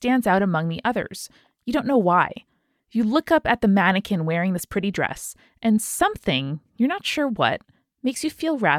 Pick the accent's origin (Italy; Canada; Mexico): Mexico; Chihuahua; born or raised there